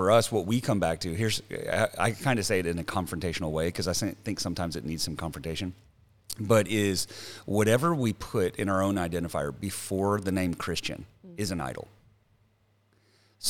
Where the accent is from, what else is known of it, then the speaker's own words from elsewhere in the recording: the South, United States; moved away as an adult; I come from the South